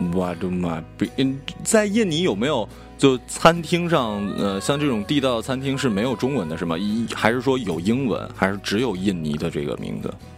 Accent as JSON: {"language": "Chinese", "country": "China", "said": "作为我们中国人"}